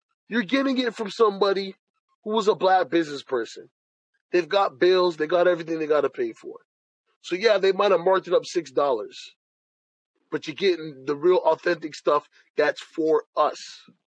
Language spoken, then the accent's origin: English; Jamaica; Even when it comes to I'm Jamaican, she's Haitian.